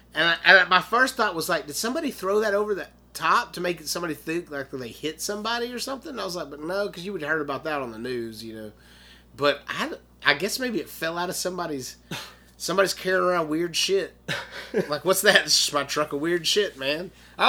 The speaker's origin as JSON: {"language": "English", "town": "Benton", "region": "Arkansas", "country": "United States", "tie": "born or raised there", "said": "I grew up in Arkansas. I was born in central Arkansas in a little town called Benton, Arkansas. I wasn't born there. I was born in Little Rock, but because Benton didn't have a hospital."}